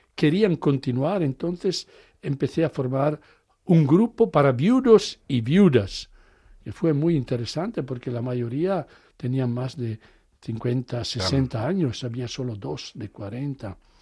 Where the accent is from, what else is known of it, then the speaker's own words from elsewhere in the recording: Italy; Spanish is a second language; moved away; yo soy italiano, hablo el inglés como hablo el español